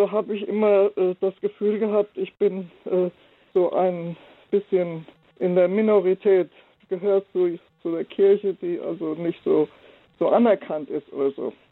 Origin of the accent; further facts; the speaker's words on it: Oldenburg, Lower Saxony, Germany; also born or lived in Herborn / Frankfurt; als ich in Oldenburg Stadt aufs Gymnasium ging und ich bin also immer in der Diaspora aufgewachsen. Ich war vorher in Hessen, wir sind da ausgebombt, nach Hessen von, Fra nach ähm, Herborn von Frankfurt